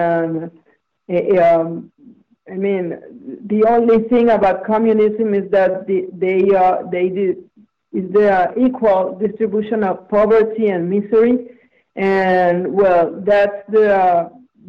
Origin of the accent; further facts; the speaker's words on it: Venezuela; moved away as an adult; now in United States; I was also born and raised in Venezuela.